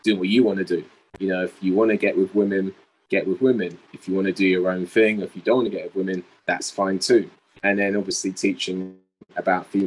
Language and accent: English; England, United Kingdom; I'm from England